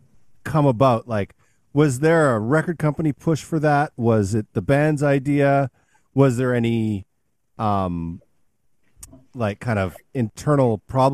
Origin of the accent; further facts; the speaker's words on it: Canada; now in United States; I grew up in Canada. I now live in the United States